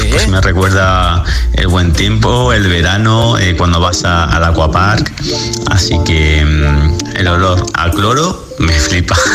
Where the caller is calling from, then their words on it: Jaén, Andalusia, Spain; Hola, Josué … de Jaén y mi olor favorito